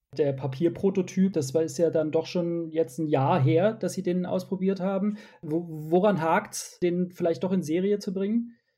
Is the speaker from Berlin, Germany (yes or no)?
no; Sindelfingen, Baden-Württemberg, Germany; Ich komme aus Sindelfingen. Das liegt etwa 20 Kilometer südwestlich von Stuttgart.